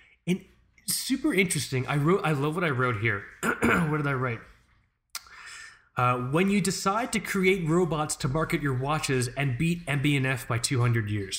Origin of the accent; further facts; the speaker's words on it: United States; we're American